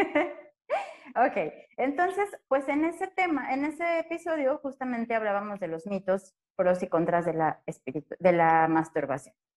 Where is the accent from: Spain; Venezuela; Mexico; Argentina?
Mexico; nosotros como mexicanos